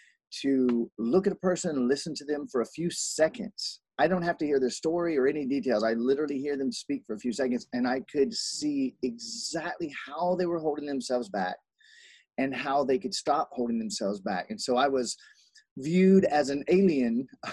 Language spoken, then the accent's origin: English; South Carolina, United States; also born or lived in Columbus, Ohio; now in Hawaii, United States; But I was born in Columbus, Ohio. I lived in South Carolina most of my life, and I traveled almost nonstop. So I have 42 different accents. And now I've been in Hawaii now for 9 years.